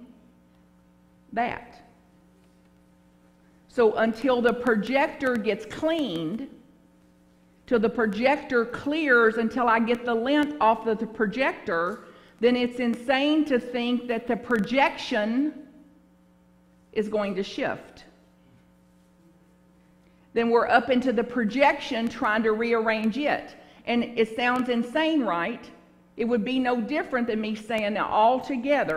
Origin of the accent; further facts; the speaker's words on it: Bug Tussle, Kentucky, United States; now in San Francisco, United States; where I grew up in Bug Tussle, Kentucky.